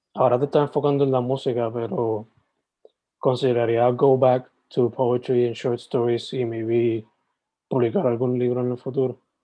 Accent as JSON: {"language": "Spanish", "town": "Sabana Grande", "country": "Puerto Rico", "tie": "born or raised there", "moved": "yes", "said": "yo soy original de Sabana Grande, like, criado"}